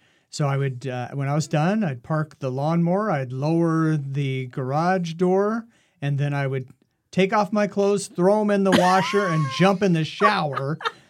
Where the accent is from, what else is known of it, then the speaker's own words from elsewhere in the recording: Oregon, United States; Growing up in Oregon, that was kind of the vibe.